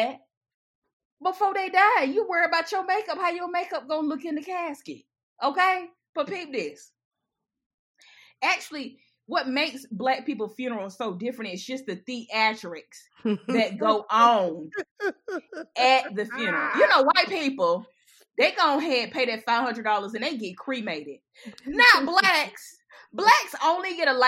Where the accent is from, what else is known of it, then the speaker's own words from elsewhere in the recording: Batesburg, South Carolina, United States; I'm from Batesburg